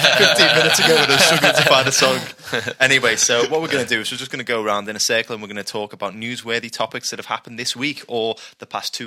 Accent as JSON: {"language": "English", "town": "Liverpool", "region": "North West England", "country": "United Kingdom", "said": "we're four lads from Liverpool"}